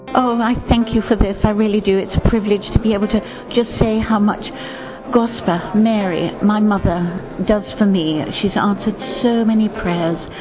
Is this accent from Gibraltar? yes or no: yes; Gibraltar; now in England; I live in England, but actually I come from Gibraltar, that little rock in the Mediterranean